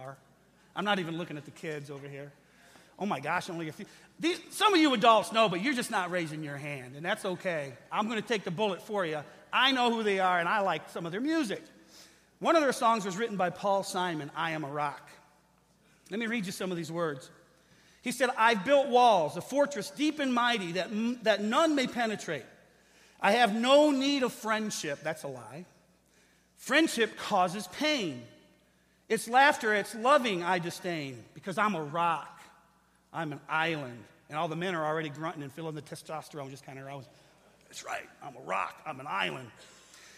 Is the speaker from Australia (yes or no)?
no; Lincoln Park, Michigan, United States; I grew up in Lincoln Park